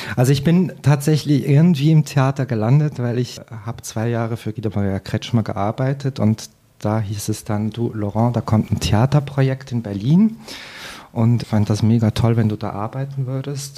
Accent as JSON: {"language": "German", "region": "Fribourg", "country": "Switzerland", "tie": "born or raised there", "also_born_or_lived": "Paris", "moved": "as an adult", "said": "aufgewachsen in Fribourg und bin dann auch da auf dem Land äh, auf Deutsch zur Schule gegangen und bin eigentlich zweisprachig aufgewachsen"}